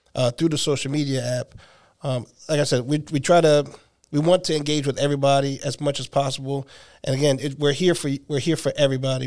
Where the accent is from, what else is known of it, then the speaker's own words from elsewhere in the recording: New Jersey, United States; now in Nashville, United States; I'm originally from New Jersey, and I've been here for three years.